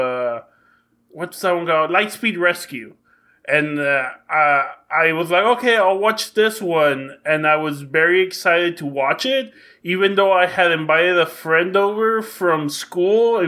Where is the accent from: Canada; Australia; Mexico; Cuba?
Mexico; English is a second language; moved away; I grew up in Mexico